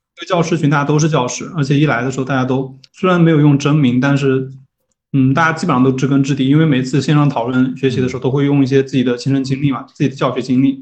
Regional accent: Jiangxi, China; 我老家是江西的

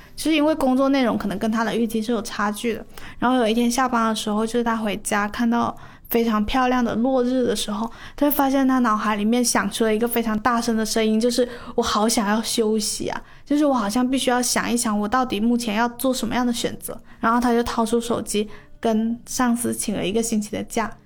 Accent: Guangdong, China; 就是身为广东人呢，就是大家都会选择在上火热气的时候喝凉茶嘛

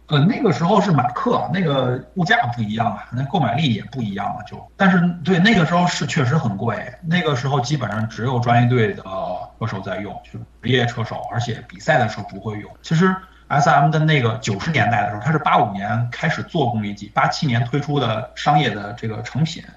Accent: China; moved away; also born or lived in Germany; 作为公司唯一的一个中国人

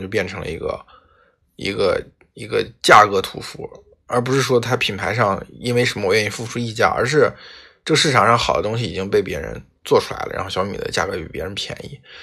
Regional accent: China; 我们中国人的个性

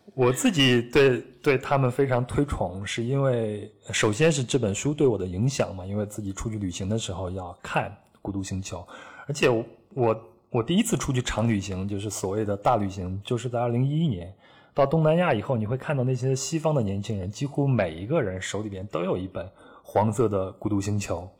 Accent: Henan, China; 小时候生活在河南山区的小孩子

